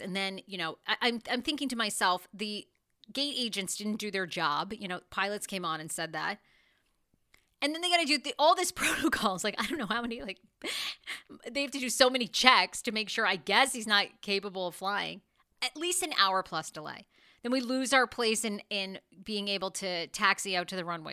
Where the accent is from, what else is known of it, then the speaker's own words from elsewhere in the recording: Wiscasset, Maine, United States; moved away; I did go back to Maine, my home state. You know, I grew up in Wiskasset, Maine